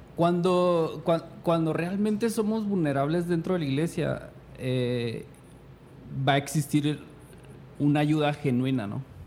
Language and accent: Spanish; Chihuahua, Mexico; moved away as an adult; also born or lived in California, United States; Los dos somos de Chihuahua